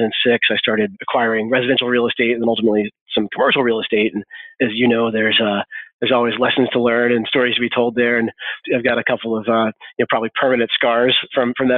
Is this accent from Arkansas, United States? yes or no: yes; Arkansas, United States; I was born and raised here in Arkansas.